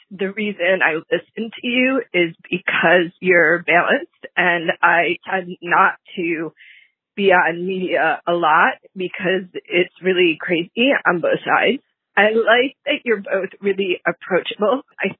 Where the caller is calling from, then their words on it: Mountain View, California, United States; I'm calling from Mountain View, California.